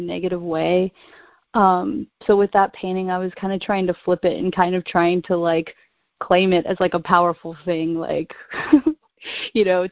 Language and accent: English; near Vancouver Island, British Columbia, Canada; moved away as an adult; now in New York, United States; I grew up in Canada, so I've only been in New York for about 4 years